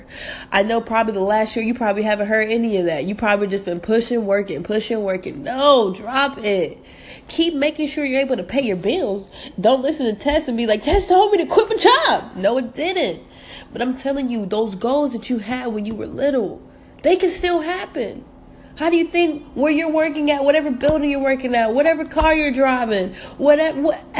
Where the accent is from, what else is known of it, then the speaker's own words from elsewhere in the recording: Atlanta, Georgia, United States; also born or lived in North Carolina / Jamaica; I was born in North Carolina, raised in Atlanta, but every summer we would go spend our summers with my grandma in Jamaica.